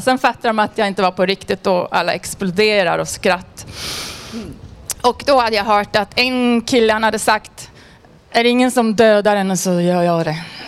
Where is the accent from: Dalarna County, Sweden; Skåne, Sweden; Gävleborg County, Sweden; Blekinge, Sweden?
Gävleborg County, Sweden; Edsbyn; now in Stockholm, Sweden; Jag var med på priden i hemma i Edsbyn, Hälsingland här veckan